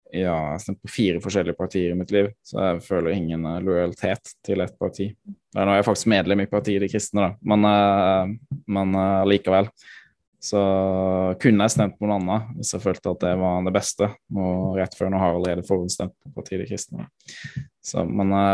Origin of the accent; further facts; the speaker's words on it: Froland, Agder, Norway; hjemkommunen min, i Froland